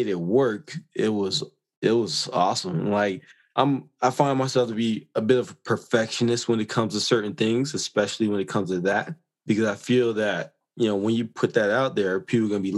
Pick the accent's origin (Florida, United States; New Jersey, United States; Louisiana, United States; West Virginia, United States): Florida, United States; moved away as an adult; also born or lived in New York; now in Calgary, Canada; I was from Florida